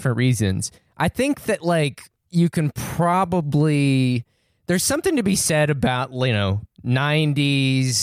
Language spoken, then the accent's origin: English; southeastern New Mexico, United States; where I grew up. And to be fair, it's not the prettiest place in New Mexico